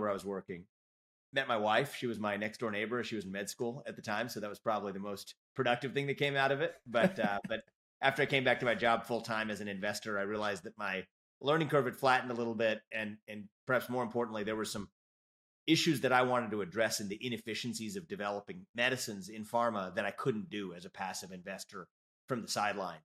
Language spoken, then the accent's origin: English; Cincinnati, Ohio, United States; now in Columbus, United States; I was born and raised in Cincinnati, Ohio, and I don't live too far from there today in, in Columbus